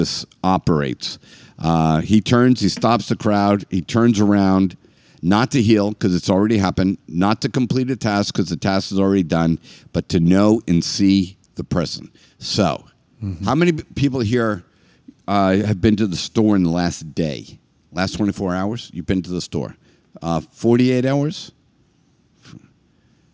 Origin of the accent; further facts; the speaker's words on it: Northeast, United States; I am definitely from the Northeast